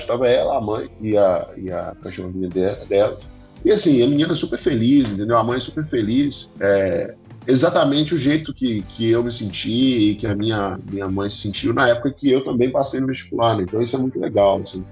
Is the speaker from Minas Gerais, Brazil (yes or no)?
yes; Belo Horizonte, Minas Gerais, Brazil; eu tenho 38 anos e sou de Belo Horizonte.